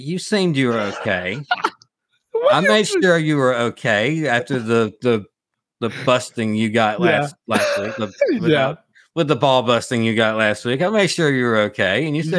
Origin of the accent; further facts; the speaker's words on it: the South, United States; accent: Southern; they do like to rag me a little bit about my Southern accent.